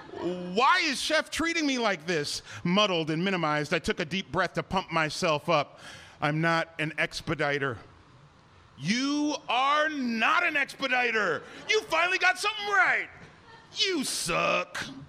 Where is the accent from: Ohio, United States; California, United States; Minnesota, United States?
Ohio, United States; Cleveland; moved away as an adult; also born or lived in Chicago; my hometown Cleveland Cavaliers